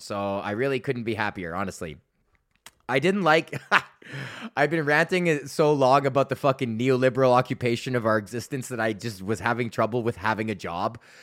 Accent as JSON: {"language": "English", "country": "Canada", "said": "I like being Canadian"}